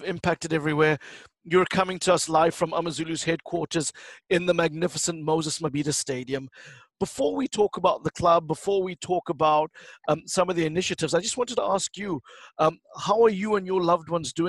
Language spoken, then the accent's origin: English; Durban, KwaZulu-Natal, South Africa; moved away; today we bring you a very special edition of the show from Durban, my hometown where I'm visiting.